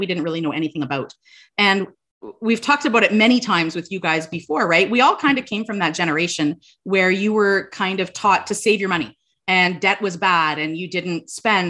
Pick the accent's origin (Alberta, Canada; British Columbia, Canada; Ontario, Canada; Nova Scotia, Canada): Ontario, Canada; Sudbury; we're from Sudbury